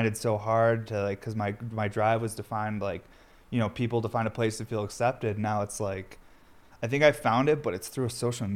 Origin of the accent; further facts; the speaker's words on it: upstate New York, United States; also born or lived in Brooklyn, New York City; I had to move back home because my wife was done with college, and we couldn't afford our apartment anymore in Brooklyn because it was just too expensive. So we moved back to upstate New York